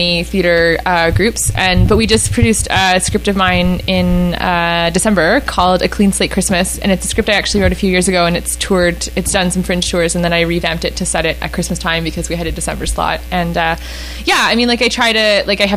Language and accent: English; the Maritimes, Canada; moved away; also born or lived in Iqaluit; I'm from the Maritimes